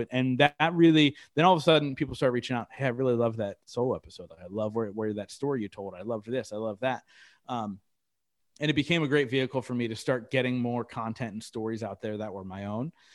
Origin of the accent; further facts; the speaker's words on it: Reading, Pennsylvania, United States; downtown Reading here in my hometown